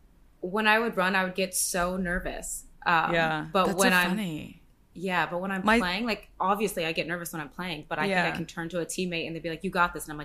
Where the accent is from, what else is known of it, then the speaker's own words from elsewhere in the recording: West Coast, United States; But I'm from the West Coast.